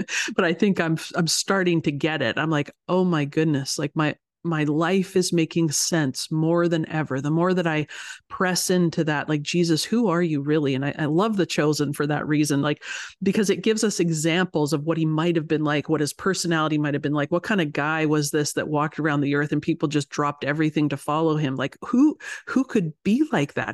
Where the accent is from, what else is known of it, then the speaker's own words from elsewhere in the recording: Canada; moved away as an adult; also born or lived in United States / Ohio; I'm Canadian, as you said, so I, I live here in Canada, and I grew up here